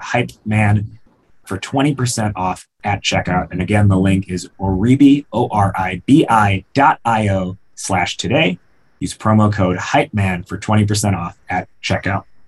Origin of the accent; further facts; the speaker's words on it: outside of Chicago, Illinois, United States; I grew up outside of Chicago and I've lived in Chicago since.